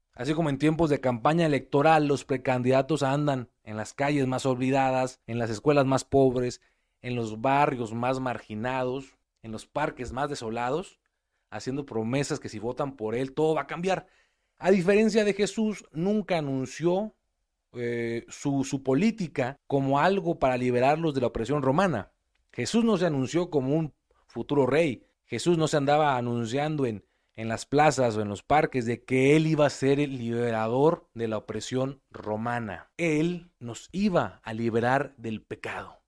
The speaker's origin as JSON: {"language": "Spanish", "country": "Mexico", "said": "independencia de nuestro país"}